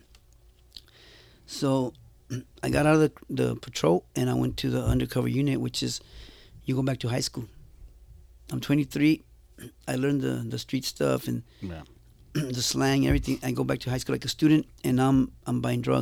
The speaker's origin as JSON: {"language": "English", "town": "Los Angeles", "region": "California", "country": "United States", "tie": "born or raised there", "also_born_or_lived": "Jalisco, Mexico", "said": "I grew up in Huntington Park in Boyle Heights"}